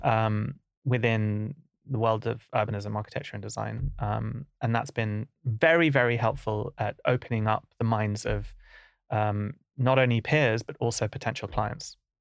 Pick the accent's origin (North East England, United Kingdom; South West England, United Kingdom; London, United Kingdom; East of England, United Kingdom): London, United Kingdom; growing up in Camden was, you know, it's a very diverse place